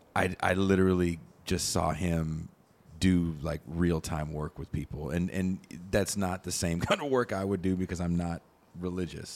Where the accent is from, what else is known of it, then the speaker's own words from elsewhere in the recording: Richmond, California, United States; also born or lived in Oakland, California; was born in Oakland, I grew up in Richmond, California